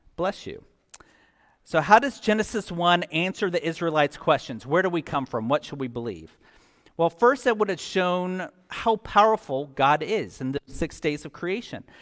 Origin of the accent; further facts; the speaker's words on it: Scotland, United Kingdom; I'm Scottish